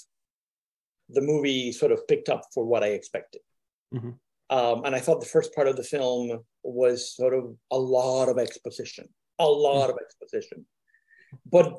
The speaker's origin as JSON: {"language": "English", "country": "Puerto Rico", "said": "I'm from Puerto Rico"}